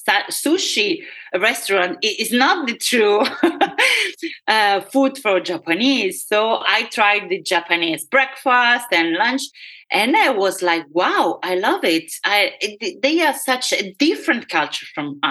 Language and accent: English; Rome, Lazio, Italy; English is a second language; moved away; I was born in Rome